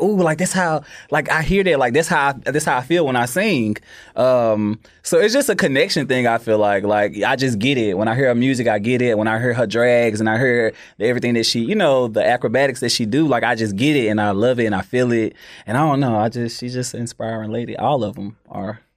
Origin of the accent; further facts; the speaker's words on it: Memphis, Tennessee, United States; I am from North Memphis